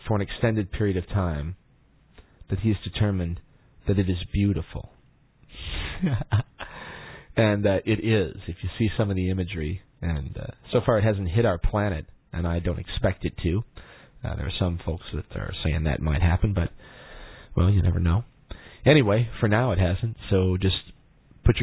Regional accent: Rockford, Illinois, United States; Rockford, Illinois. That's my hometown.

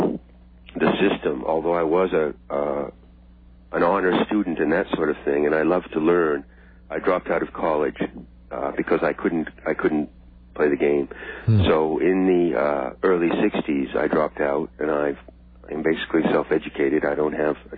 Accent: Friendship, Maine, United States; also born or lived in New York City; I grew up in a small town in Maine called Friendship, a small lobster fishing village.

